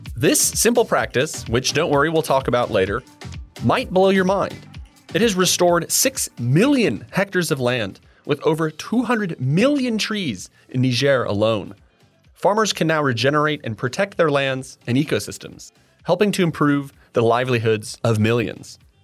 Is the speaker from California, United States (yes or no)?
yes; California, United States; I'm from California